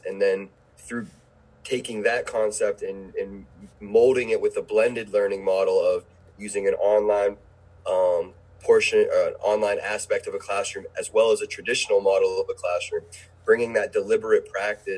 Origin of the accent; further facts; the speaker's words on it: Pittsburgh, Pennsylvania, United States; moved away as an adult; now in Brevard County, United States; I'm an educator from Pittsburgh, Pennsylvania, that has found his place educating at Heritage High School in Brevard Public Schools